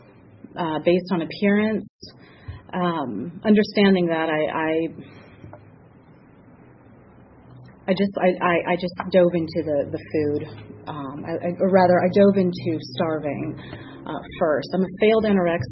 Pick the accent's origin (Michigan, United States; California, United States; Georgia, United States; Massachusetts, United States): Georgia, United States; Atlanta; I'm from Atlanta, and I grew up in the burbs of Atlanta